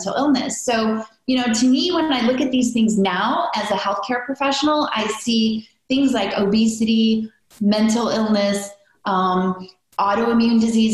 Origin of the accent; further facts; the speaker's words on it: near Chicago, Midwest, United States; I grew up in the Midwest